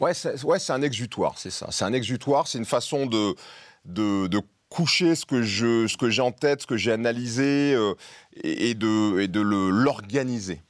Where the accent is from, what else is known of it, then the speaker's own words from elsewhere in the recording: Tours, Centre-Val de Loire, France; dans la rue à Tours et que j'ai 10, 11, 12 ans